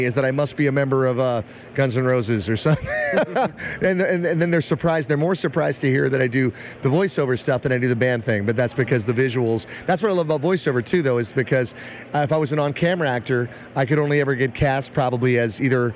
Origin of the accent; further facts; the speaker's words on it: Englewood, New Jersey, United States; I was born in Englewood, New Jersey